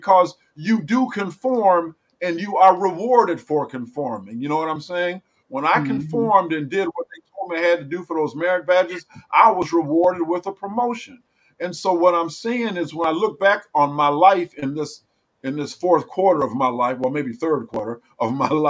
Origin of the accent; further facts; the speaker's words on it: Ann Arbor, Michigan, United States; growing up in Ann Arbor